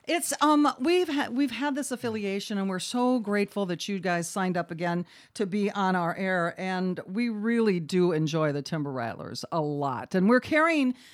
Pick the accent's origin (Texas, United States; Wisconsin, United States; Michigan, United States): Wisconsin, United States; Beloit; I'm from Beloit.